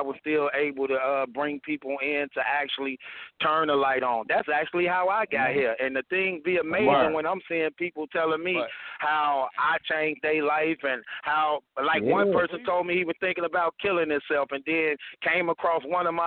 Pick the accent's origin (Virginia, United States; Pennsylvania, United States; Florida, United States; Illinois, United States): Illinois, United States; Chicago; I'm from Chicago. I was a gangster disciple all the way from the age of 14 years old